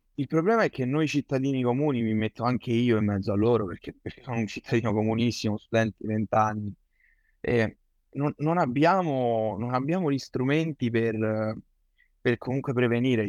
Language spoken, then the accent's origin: Italian; Rome, Lazio, Italy; sono di Roma.